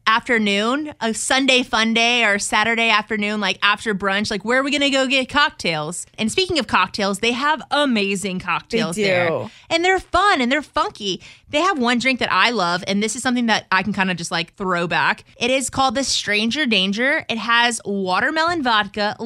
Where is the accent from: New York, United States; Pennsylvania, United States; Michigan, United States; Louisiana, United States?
Louisiana, United States; New Orleans; now in Houston, United States; I grew up in New Orleans getting this drink called a milk punch